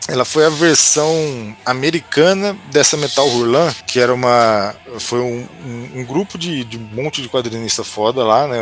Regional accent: Franca, São Paulo, Brazil; no interior de São Paulo, que eu sou de Franca, né? Cresci lá.

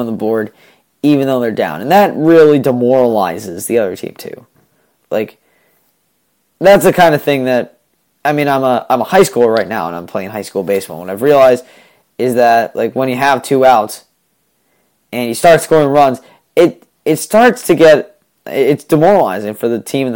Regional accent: New England, United States; I'm from New England

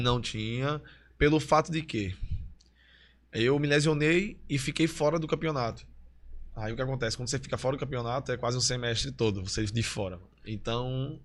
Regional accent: Olinda, Pernambuco, Brazil; also born or lived in Recife; Eu nasci em Recife, mas morei em Olinda. Aí foi no bairro de Peixinhos. Aí de Peixinhos eu fui para Beberibe, e também fui criado na casa dos meus avós, que é um bairro em Olinda, Águas Compridas

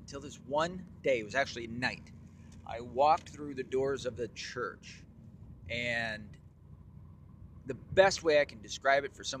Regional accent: Tennessee, United States; also born or lived in Mount Home, Arkansas / Michigan / New York; as a quick summary, I was born in Mount Home, Arkansas. I was raised in Tennessee and Michigan, some in New York.

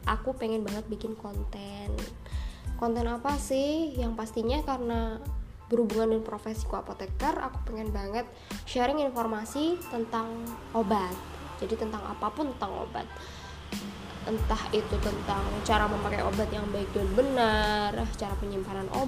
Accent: Jember, East Java, Indonesia; now in Madiun, Indonesia; aku domisili di Madiun dan aku asli Jember

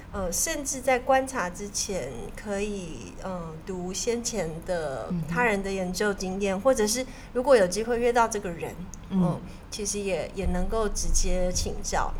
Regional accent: Taiwan; 我是台湾来的

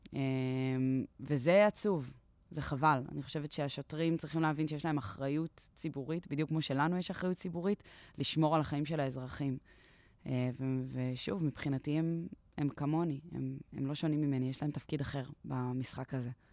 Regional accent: Israel; פה נולדתי וגדלתי, והשפה שלי

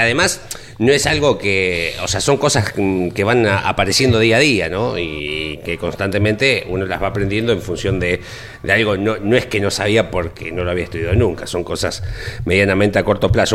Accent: Argentina

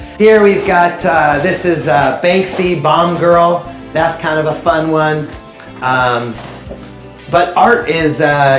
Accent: Los Angeles, California, United States; I actually grew up about 45 minutes from here, Studio City, California, an area where there are a lot of wealthy people

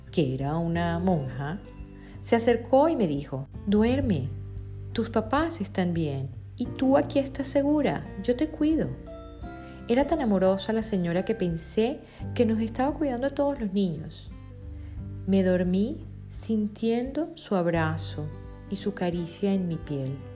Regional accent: Venezuela; moved away as an adult; Decidí emigrar de mi país natal, Venezuela, con el objetivo de formarme y tener éxito a nivel profesional, tal y como lo hizo mi familia.

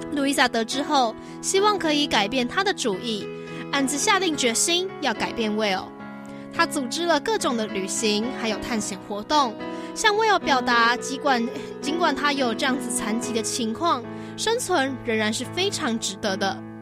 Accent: Taiwan; 我是台湾人

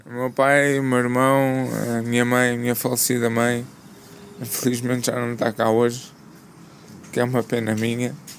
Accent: Lisbon, Portugal; sou aqui da zona de Lisboa

